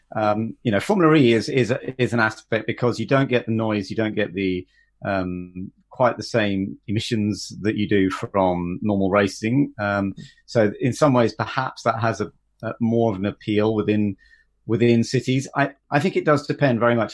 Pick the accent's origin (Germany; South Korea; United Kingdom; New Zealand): United Kingdom; as a British driver doing national motorsport